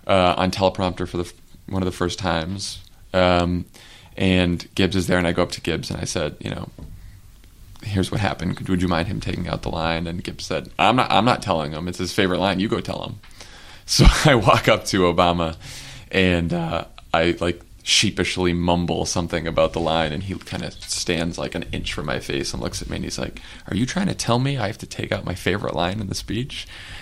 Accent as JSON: {"language": "English", "region": "Massachusetts", "country": "United States", "said": "I was from Massachusetts"}